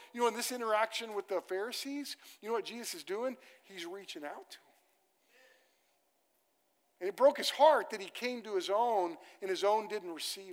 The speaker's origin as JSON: {"language": "English", "town": "Moore", "region": "Oklahoma", "country": "United States", "tie": "born or raised there", "said": "I grew up on land in Moore, Oklahoma, that my family got in the land run"}